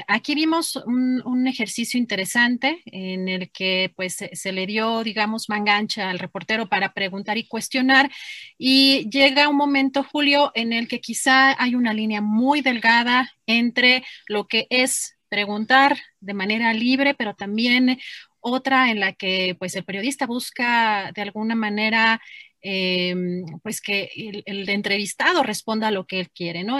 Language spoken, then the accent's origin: Spanish; Mexico; como mexicana y como periodista